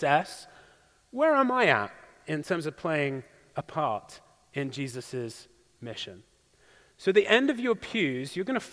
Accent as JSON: {"language": "English", "area": "English countryside", "region": "England", "country": "United Kingdom", "tie": "born or raised there", "moved": "yes", "said": "the beautiful English countryside in my hometown"}